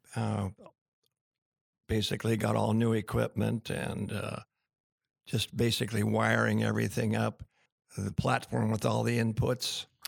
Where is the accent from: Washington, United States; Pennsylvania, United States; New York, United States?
Washington, United States; Tacoma; I was born in Tacoma General Hospital